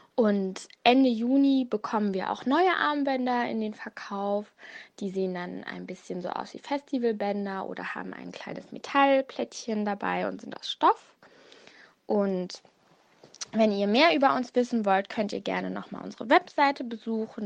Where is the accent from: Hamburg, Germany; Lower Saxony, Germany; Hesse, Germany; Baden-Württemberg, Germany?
Lower Saxony, Germany; Hanover; moved away as an adult; now in Mönchengladbach, Germany; Ich komme eigentlich aus Hannover